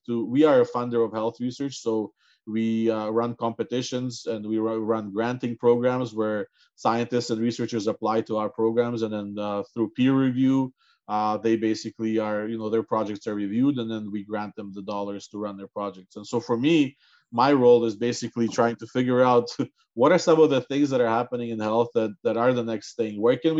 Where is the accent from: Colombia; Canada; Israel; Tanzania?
Canada; growing up in Canada, the view of CI has been different